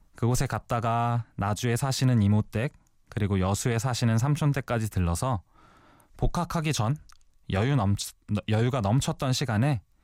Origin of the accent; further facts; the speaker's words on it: Seoul, South Korea; also born or lived in Namyangju, Gyeonggi Province; 태어난 곳은 경기도 남양주시지만 태어난 지 100일도 안 돼서 서울로 이사를 왔거든요. 바로 은평구 응암동입니다. 초등학교 3학년 때까지의